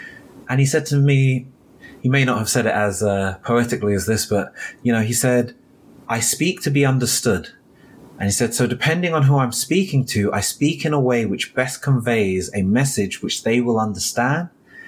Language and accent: English; London, United Kingdom; So for myself, I grew up in South London. I grew up in an area called Thornton Heath.